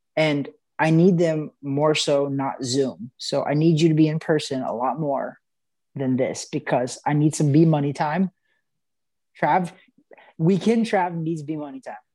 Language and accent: English; Missouri, United States; I'm from Missouri